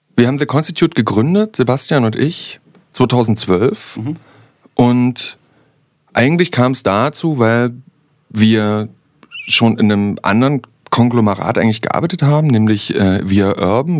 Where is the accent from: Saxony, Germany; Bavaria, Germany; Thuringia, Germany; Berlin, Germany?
Saxony, Germany; accent: Sächsisch